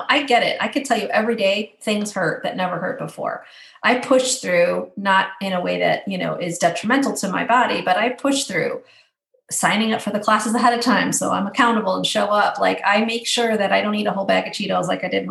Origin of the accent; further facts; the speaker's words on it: Midwest, United States; I'm from the Midwest